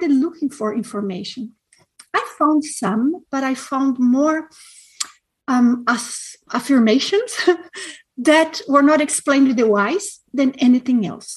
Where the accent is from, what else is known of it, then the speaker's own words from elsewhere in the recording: Brazil; moved away; I am from a very small city in Brazil